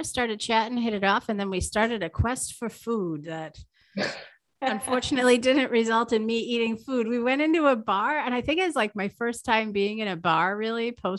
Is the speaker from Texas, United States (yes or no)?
no; Green Bay, Wisconsin, United States; And I come from Green Bay, where the world's toilet paper is produced.